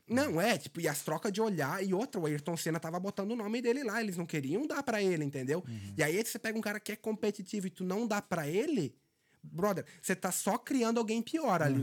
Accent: Benedito Novo, Santa Catarina, Brazil; moved away as an adult; now in Dublin, Ireland; Eu saí de uma cidade de 12, é né, Benedito Novo, 12 mil habitantes.

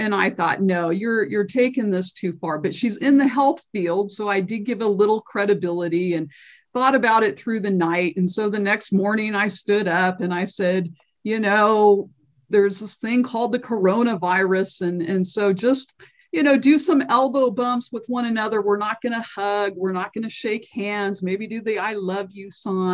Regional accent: Redlands, California, United States; also born or lived in San Diego; I was born and raised in Redlands, grew up at Redlands United Church of Christ

